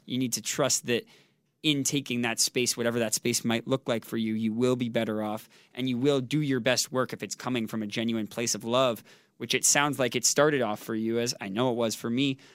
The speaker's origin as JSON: {"language": "English", "country": "Canada", "tie": "born or raised there", "said": "growing up in Canada"}